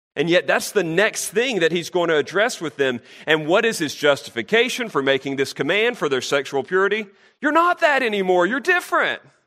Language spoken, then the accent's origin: English; North Carolina, United States; I'm from North Carolina